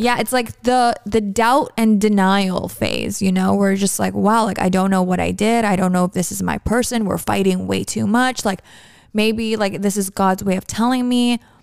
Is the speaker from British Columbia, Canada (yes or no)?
no; Toronto, Ontario, Canada; moved away as an adult; now in Miami, United States; I'm from Toronto